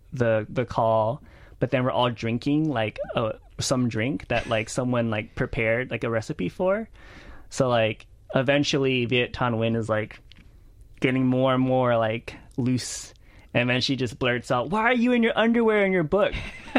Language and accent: English; Lake Charles, Louisiana, United States; I grew up in Lake Charles a lot, mm-hmm. like because it's like close to Houston, right.